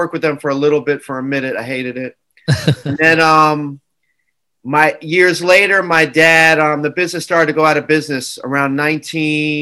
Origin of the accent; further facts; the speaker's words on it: New York City, New York, United States; Born in New York Hospital